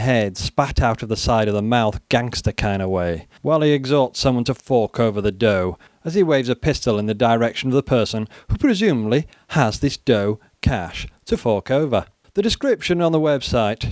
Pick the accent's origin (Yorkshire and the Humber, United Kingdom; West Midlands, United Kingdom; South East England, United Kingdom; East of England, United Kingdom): East of England, United Kingdom; Cambridge; my hometown of Cambridge